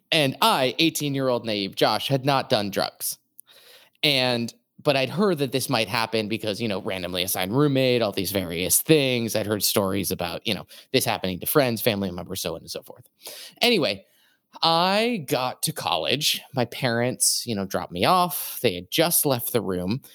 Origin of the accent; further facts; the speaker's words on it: New England, United States; I'm from New England